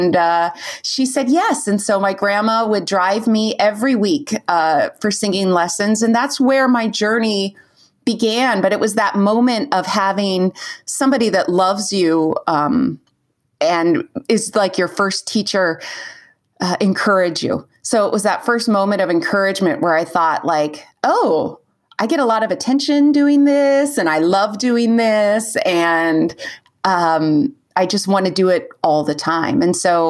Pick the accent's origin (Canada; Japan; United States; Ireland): United States; California; I'm from California